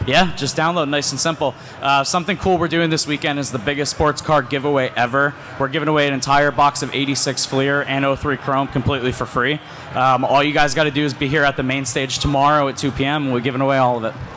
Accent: Scranton, Pennsylvania, United States; I grew up in Scranton, Pennsylvania, and lived there my whole life

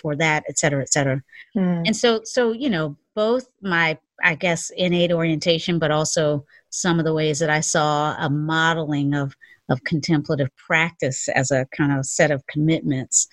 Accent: the South, United States; We were both born and raised in the South

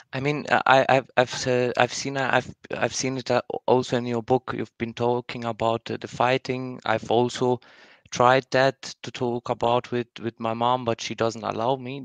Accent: Germany; I'm from Germany

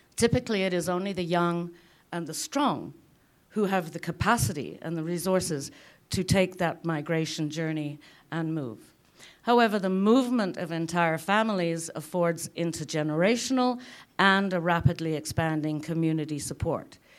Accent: United Kingdom; now in Lethbridge, Canada; As a Brit

